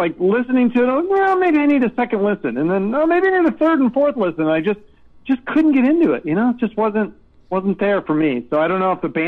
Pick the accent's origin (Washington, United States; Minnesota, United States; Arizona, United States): Washington, United States; Seattle; growing up in Seattle in the '90s.